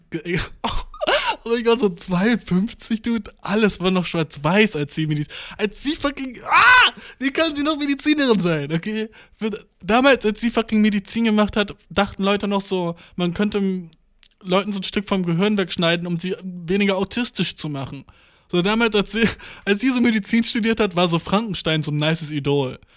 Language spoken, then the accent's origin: German; Göttingen, Lower Saxony, Germany; Ich bin so, äh, aus Göttingen, aber ich wohne hier.